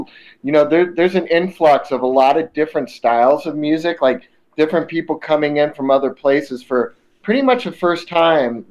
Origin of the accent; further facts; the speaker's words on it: Chicago, Illinois, United States; now in Los Angeles, United States; I was born in Chicago